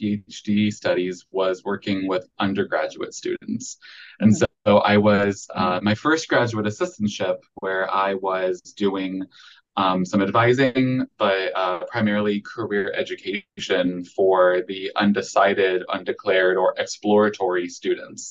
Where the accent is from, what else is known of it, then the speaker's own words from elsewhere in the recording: Akron, Ohio, United States; moved away as an adult; now in Central Arkansas, United States; I'd spent a majority of my life in Akron, Ohio